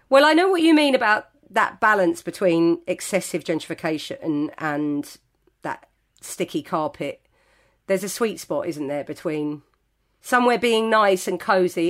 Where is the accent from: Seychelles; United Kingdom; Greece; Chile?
United Kingdom; Greenford, London; I grew up in West London. I probably started drinking in our local pub in Greenford.